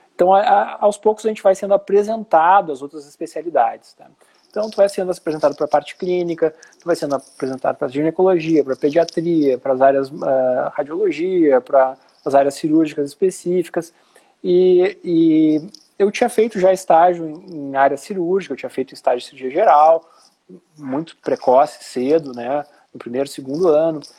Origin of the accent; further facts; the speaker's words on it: Porto Alegre, Rio Grande do Sul, Brazil; moved away as an adult; also born or lived in Santa Catarina; eu sou porto-alegrense e fui para Santa Catarina fazer residência